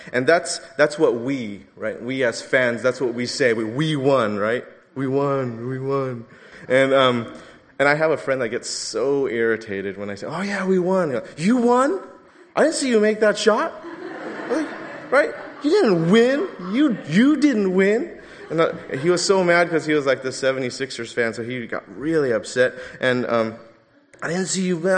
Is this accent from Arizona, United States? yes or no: no; Los Angeles, California, United States